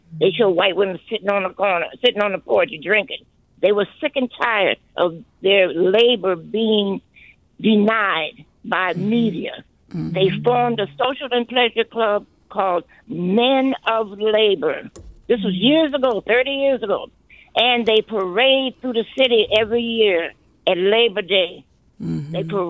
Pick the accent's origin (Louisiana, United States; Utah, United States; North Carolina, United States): Louisiana, United States; New Orleans; moved away as an adult; I came from New Orleans. At Katrina, during the Katrina, I came here.